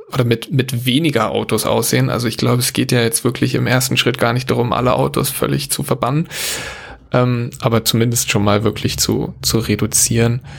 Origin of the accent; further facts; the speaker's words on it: Berlin, Germany; weil das ist ja so eine international anerkannte Währung, für mich als Berliner natürlich sowieso ideal.